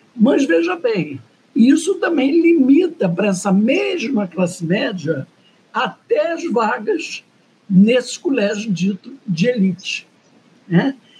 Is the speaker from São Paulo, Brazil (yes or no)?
no; Rio de Janeiro, Brazil; eu sou branca, classe média, nascido e criado na Zona Sul do Rio de Janeiro.